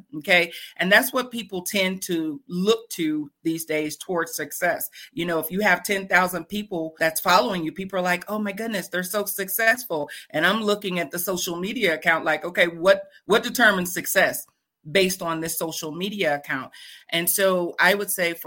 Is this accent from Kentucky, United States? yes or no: no; Fort Worth, Texas, United States; Fort Worth, Texas. I was born and raised in Fort Worth, Texas